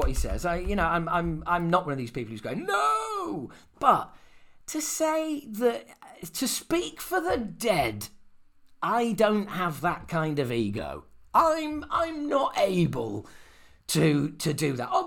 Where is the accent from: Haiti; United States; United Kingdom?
United Kingdom; Yorkshire and the Humber; we're all from Yorkshire